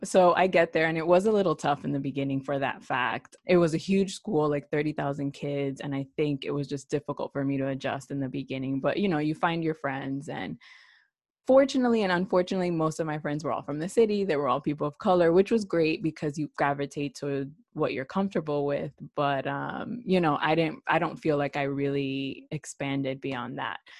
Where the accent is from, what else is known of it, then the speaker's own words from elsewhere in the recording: New York City, New York, United States; also born or lived in Puerto Rico; originally from New York City